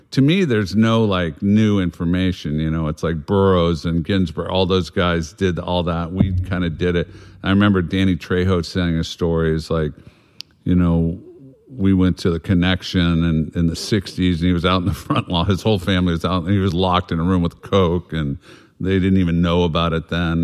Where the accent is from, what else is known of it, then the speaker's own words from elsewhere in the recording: South Bay, Southern California, United States; we grew up in Southern California in the South Bay, as they call it, Palos Verdes, Redondo Beach, San Pedro, Wilmington, all these different spots